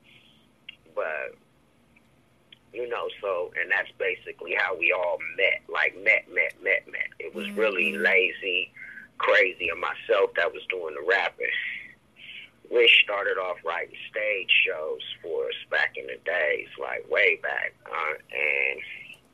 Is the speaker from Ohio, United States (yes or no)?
yes; Columbus, Ohio, United States; also born or lived in Cleveland, Ohio; I was born in Columbus, Ohio, and I was always back and forth to Cleveland as a kid